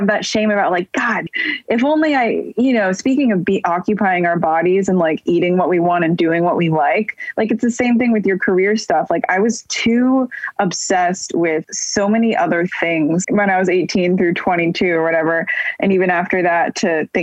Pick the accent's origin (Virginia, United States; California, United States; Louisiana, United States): California, United States; Bay Area, Northern; moved away as an adult; also born or lived in New York; now in Los Angeles, United States; growing up in NorCal in the Bay Area